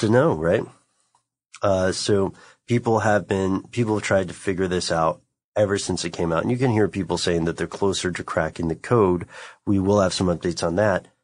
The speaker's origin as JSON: {"language": "English", "country": "United States", "accent": "American", "said": "my American accent is atrocious"}